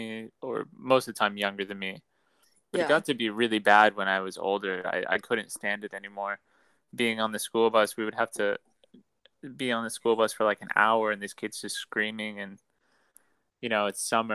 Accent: Terre Haute, Indiana, United States; moved away as an adult; also born or lived in Illinois / West Lafayette, Indiana; So I was born in Indiana, in Terre Haute. I spent my first 18 years living in Terre Haute.

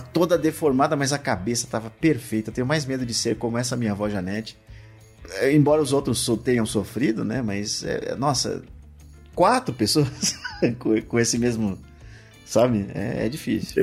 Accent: São Paulo, Brazil; moved away; eu só percebi raízes quando eu saí de São Paulo

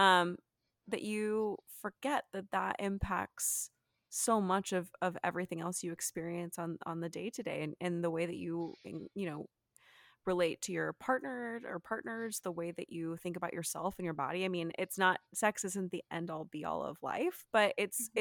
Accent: Texas, United States; moved away; I'm originally from Texas

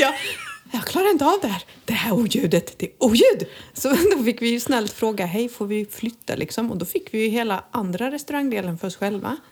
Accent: Halmstad, Halland County, Sweden; moved away as an adult; now in Costa del Sol, Spain; att vara hemma i Halmstad igen

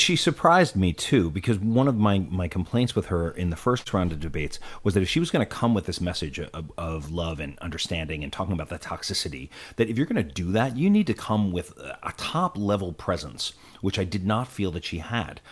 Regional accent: United States; one of the most disheartening moments I can remember as an American

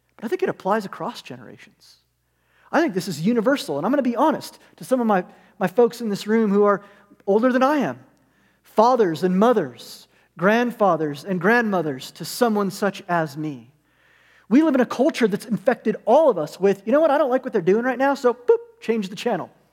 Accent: United States; we're American

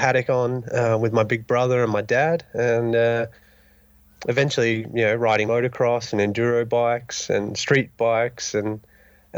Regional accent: Dunsborough, Western Australia, Australia; now in Revelstoke, Canada; I'm originally from Dunsborough, Western Australia, just a little town down in the southern coast.

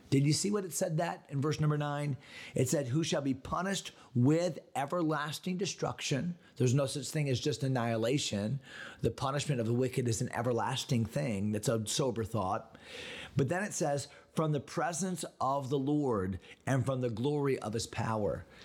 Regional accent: Connecticut, United States; moved away; my home state of Connecticut

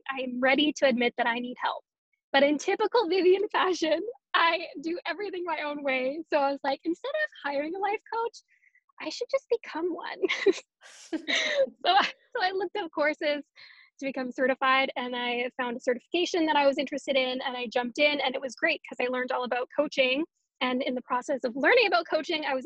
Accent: Canada; also born or lived in Winnipeg, Canada; I am a Canadian.

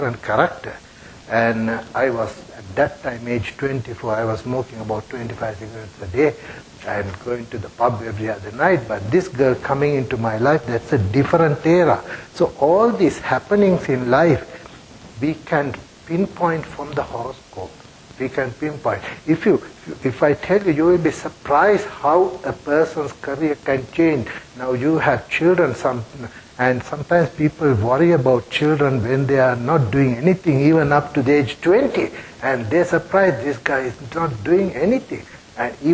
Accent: Sri Lanka; first language Sinhala; English is a second language; moved away as an adult; also born or lived in Germany; now in Australia; We grew up in a society where a lot of poverty and problems in Sri Lanka. I'm a Sri Lankan

